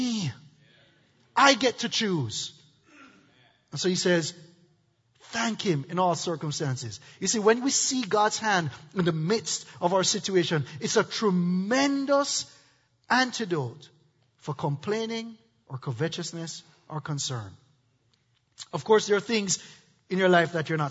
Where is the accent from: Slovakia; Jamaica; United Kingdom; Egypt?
Jamaica; now in United States; I'm from Jamaica.